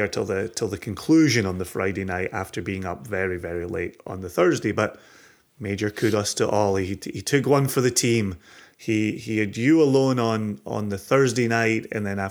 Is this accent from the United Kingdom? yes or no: yes; Scotland, United Kingdom; I am such a Scotsman